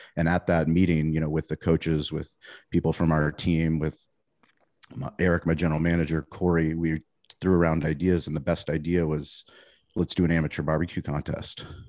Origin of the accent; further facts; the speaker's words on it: San Diego, California, United States; I grew up in La Jolla